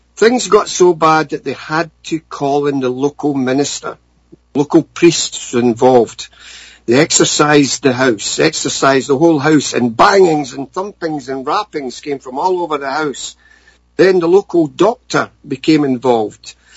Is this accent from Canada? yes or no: no; Scotland, United Kingdom; growing up in Scotland